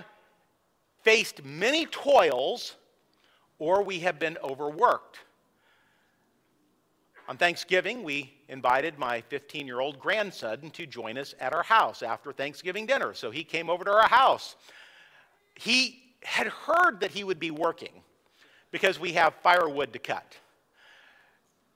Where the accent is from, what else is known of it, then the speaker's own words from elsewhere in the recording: San Luis Obispo, California, United States; I grew up in California near San Luis Obispo, and it was by the coast